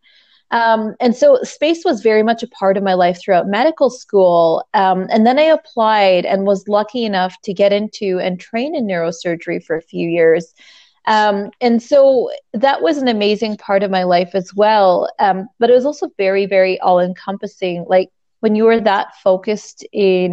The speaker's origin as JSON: {"language": "English", "country": "Canada", "said": "I'm Canadian."}